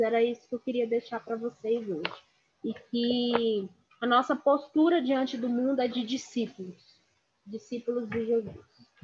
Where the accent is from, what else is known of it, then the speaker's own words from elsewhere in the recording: Brazil; nós como brasileiros